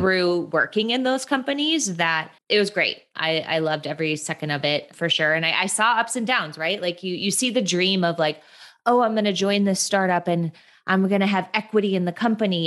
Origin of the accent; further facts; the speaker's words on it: Midwest, United States; moved away as an adult; now in Los Angeles, United States; I'm from the Midwest, which I think is a very important thing to share. I, I just, my Midwestern r, like, pride runs deep. And I moved to Los Angeles about eight years ago.